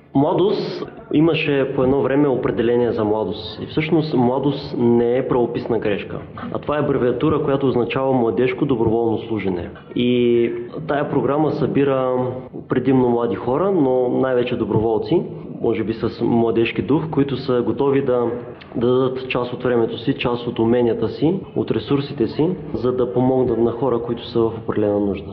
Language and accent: Bulgarian; Ruse, Ruse Province, Bulgaria; now in Varna, Bulgaria; от Русе съм, но в момента живея във Варна.